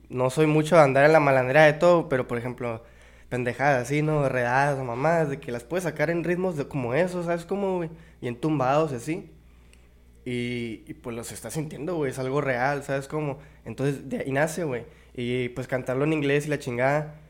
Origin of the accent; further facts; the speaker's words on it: Mexicali, Baja California, Mexico; Aquí en Mexicali toda mi vida